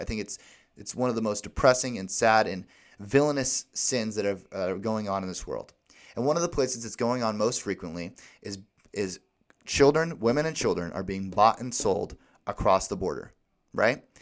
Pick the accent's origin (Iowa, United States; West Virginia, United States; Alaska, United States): Alaska, United States; my hometown in Alaska